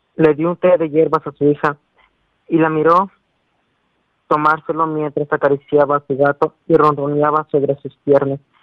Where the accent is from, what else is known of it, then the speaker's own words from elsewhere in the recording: Cuetzalan, Puebla, Mexico; soy de Coatzala, pero o sea, mi municipio se llama, bueno, es Cochalan